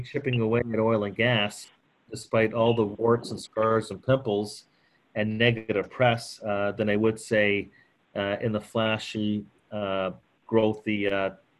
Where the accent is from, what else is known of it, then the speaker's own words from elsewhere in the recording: Canada; I'm Canadian